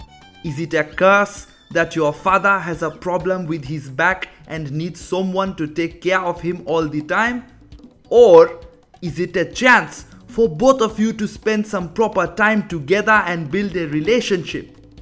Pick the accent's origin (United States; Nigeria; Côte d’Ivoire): Nigeria; born there; I was born in Nigeria, but everyone thinks I am not from this world